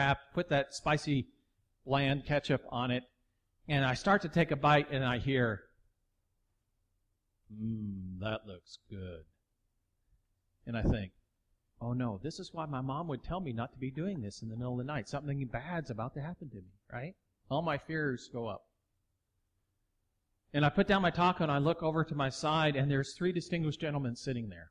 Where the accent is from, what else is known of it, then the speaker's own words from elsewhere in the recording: Texas, United States; I'm from Texas.